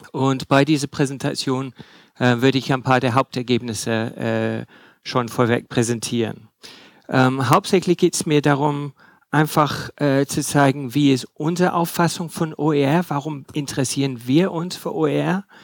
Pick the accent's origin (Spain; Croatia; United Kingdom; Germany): United Kingdom; England; German is a second language; ich bin auch Engländer, was er äh, nicht gesagt hat. Also wenn Sie nicht alles verstehen, es äh, liegt nicht nur an der Materie, sondern vielleicht an meiner Aussprache.